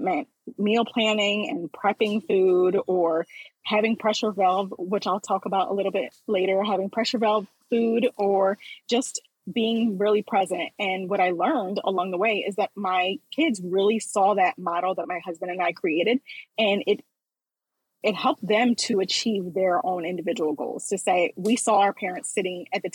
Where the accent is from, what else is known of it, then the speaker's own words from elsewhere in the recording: Philadelphia, Pennsylvania, United States; I grew up in Philadelphia, Pennsylvania